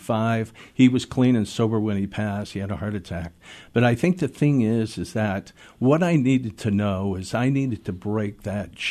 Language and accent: English; Seattle, Washington, United States; I was born and raised in Seattle, and mm-hmm. I grew up here in this city